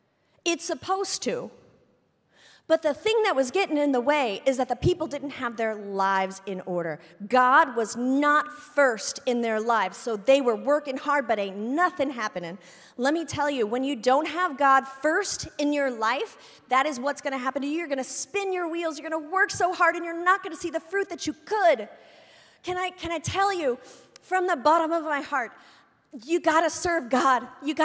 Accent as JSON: {"language": "English", "region": "Indiana", "country": "United States", "also_born_or_lived": "Orlando", "said": "I'm from Indiana originally. I lived in Orlando for a couple of years. I went to 4 different high schools, whatever."}